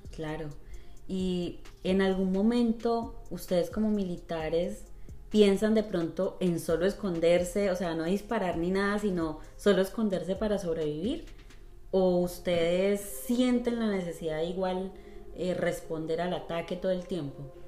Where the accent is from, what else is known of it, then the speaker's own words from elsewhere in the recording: Colombia; now in United States; en Colombia nosotros como colombianos